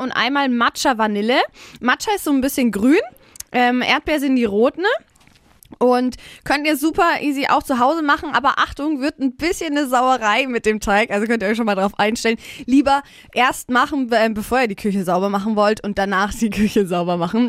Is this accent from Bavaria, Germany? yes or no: yes; Middle Franconia, Bavaria, Germany; als Mittelfranke